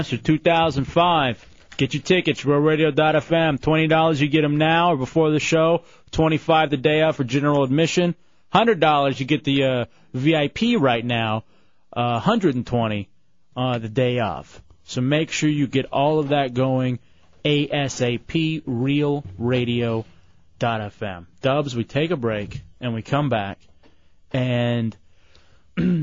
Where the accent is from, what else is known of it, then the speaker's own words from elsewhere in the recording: Texas, United States; also born or lived in Michigan / Washington, D.C.; now in Central Florida, United States; I'm from Texas